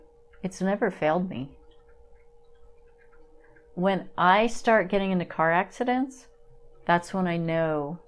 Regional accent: Pennsylvania, United States; moved away; growing up in Pennsylvania

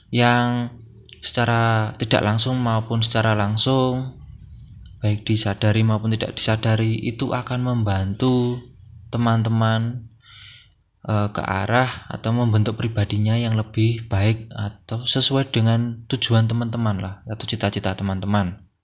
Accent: Blitar, East Java, Indonesia; saya bukan orang Jogja, saya orang Blitar dari Jawa Timur.

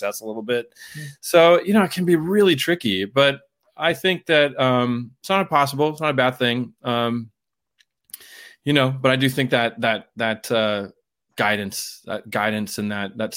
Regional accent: San Diego, California, United States; moved away as an adult; also born or lived in Pittsburgh / New York; I'm from San Diego originally, and I got a black belt in Taekwondo when I was about 11 years old.

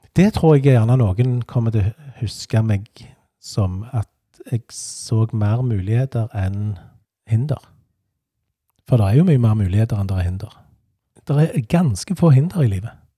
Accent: Stavanger, Rogaland, Norway; moved away as an adult; also born or lived in Hana / Hummersåk; now in Hjelmeland, Norway; Jeg vokste opp på Vaulen, rett overfor Vaulen skole

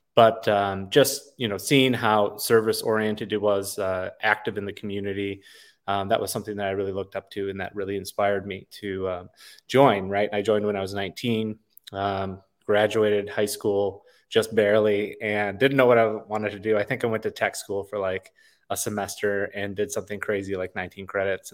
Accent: Wisconsin, United States; now in Los Padres National Forest area, California, United States; I was raised in Wisconsin

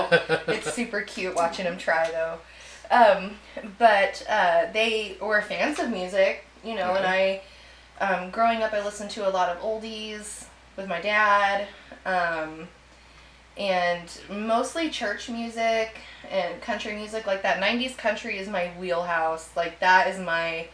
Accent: Petronila, Texas, United States; I grew up out in Petronila, which we were surrounded by farmland

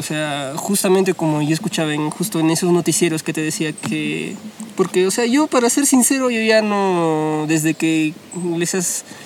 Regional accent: Huancayo, Junín, Peru; soy de Huancayo

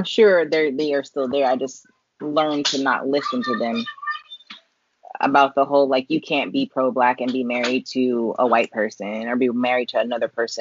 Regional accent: California, United States; I grew up in California where there was everybody

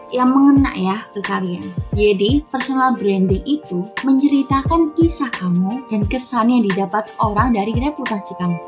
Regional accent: Sidoarjo, East Java, Indonesia; Aku berasal dari Sidoarjo, Jawa Timur

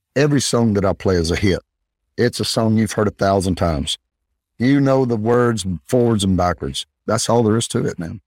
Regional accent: Northeast Alabama, United States; I was raised in Northeast Alabama

